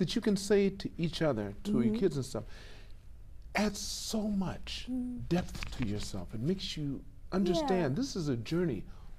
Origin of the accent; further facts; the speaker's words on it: Los Angeles, California, United States; I'm from California.